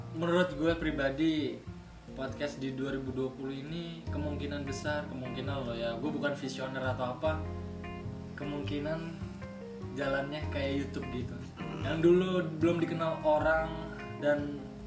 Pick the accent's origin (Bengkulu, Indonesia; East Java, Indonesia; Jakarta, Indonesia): Jakarta, Indonesia; moved away; kita berdua kan asalnya sama dari Jakarta